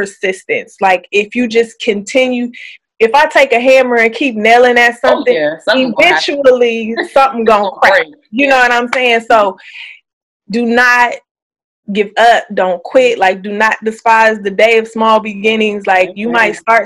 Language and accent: English; Illinois, United States; moved away as an adult; now in Maryland, United States; So I'm in Maryland, but I'm from Illinois and I've been out here since 2012